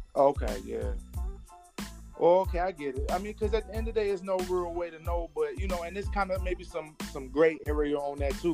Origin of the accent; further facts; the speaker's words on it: Detroit, Michigan, United States; I'm from Detroit